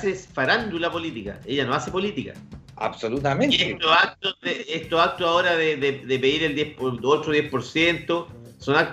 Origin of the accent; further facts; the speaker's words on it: Chile; Que es un mandamiento que uno como chileno uno como chileno, weón